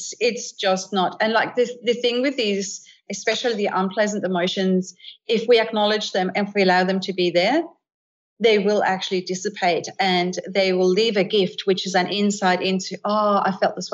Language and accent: English; Denmark; moved away; I grew up in Scandinavia, in Denmark as a little girl